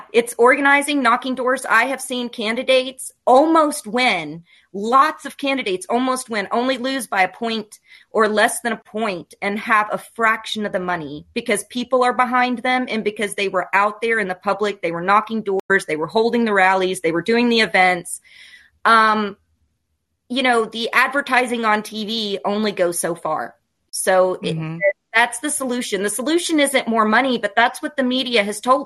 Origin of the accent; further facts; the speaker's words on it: Kentucky, United States; I'm from Kentucky. People here are pretty damn progressive